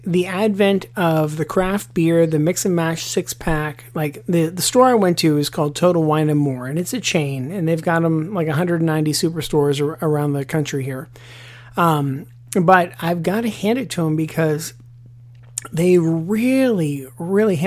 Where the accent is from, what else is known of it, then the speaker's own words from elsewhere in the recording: Pittsburgh, Pennsylvania, United States; now in Charleston, United States; back in Pittsburgh, my hometown